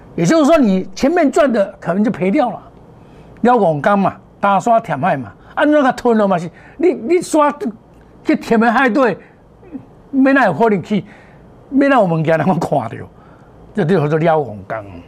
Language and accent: Chinese; Taiwan; 在我们台湾的考试考第一名啊